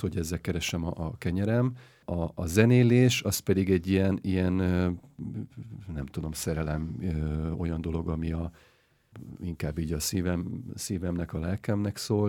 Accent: Hungary; Magyarországon születtem, gyerekkorom óta

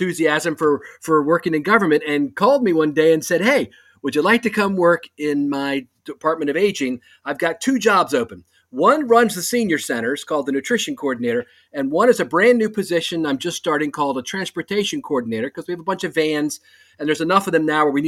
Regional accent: Eastern Shore of Maryland, United States; I'm from Maryland, the eastern shore of Maryland, across from Annapolis. And I grew up here

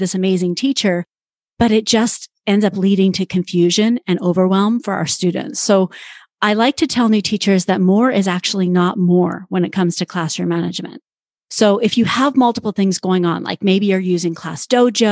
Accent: Canada; accent: Canadian; moved away; I was living in Canada at the time. You'll probably hear my Canadian accent

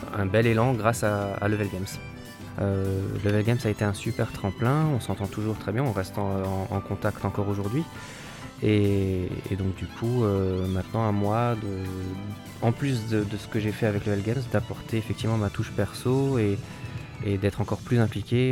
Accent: Colmar, Grand Est, France; je suis originaire de Colmar

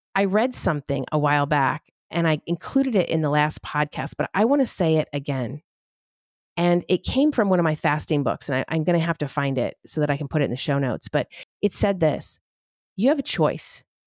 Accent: United States; as an American citizen

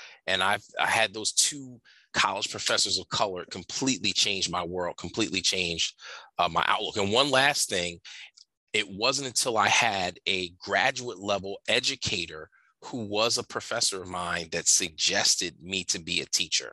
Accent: Camden, New Jersey, United States; I grew up in Camden, New Jersey. I teach in Camden, New Jersey.

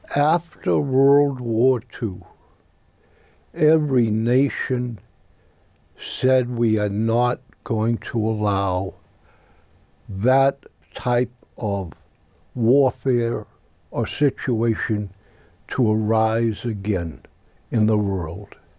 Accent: United States; As an American citizen

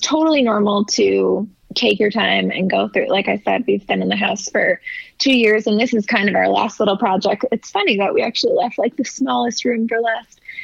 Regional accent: California, United States; moved away; I'm actually originally from California

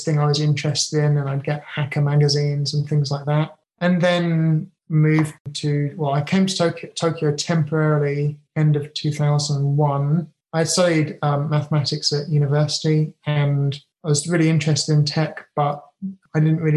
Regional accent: England, United Kingdom; now in Japan; I'm very British.

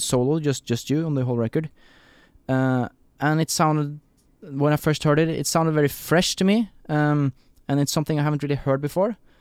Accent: Norway; also born or lived in Oslo, Norway / Kristiansand, Norway; growing up in Norway

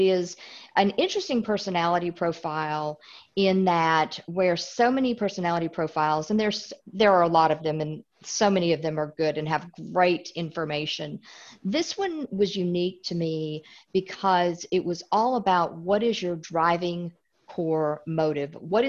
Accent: Illinois, United States; born there; accent: Southern; now in Tennessee, United States; I live in Tennessee. So even though I was born in Illinois, I've got the whole Southern accent down really well.

